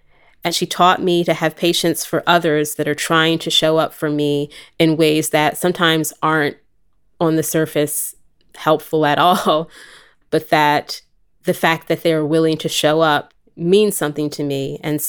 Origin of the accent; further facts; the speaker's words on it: New Jersey, United States; also born or lived in California / Philadelphia; I am senior editor here at LWC Studios. I am from California originally, but grew up on the East Coast for a bit in southern New Jersey and in Philadelphia.